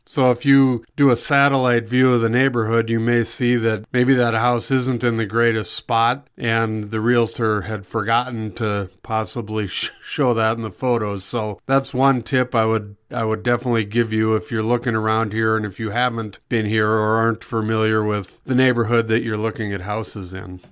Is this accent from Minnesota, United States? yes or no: yes; Minnesota, United States; now in Montana, United States; I grew up in Minnesota